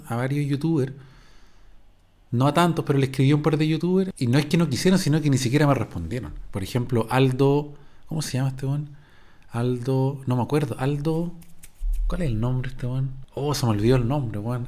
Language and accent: Spanish; Viña del Mar, Valparaíso, Chile; moved away as an adult; now in Germany; soy chileno de Viña del Mar